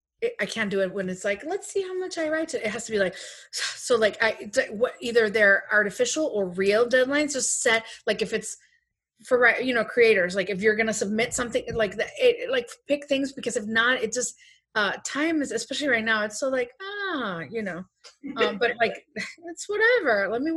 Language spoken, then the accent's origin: English; Chicago, Illinois, United States; Since 2005, I've known him. We're from Chicago.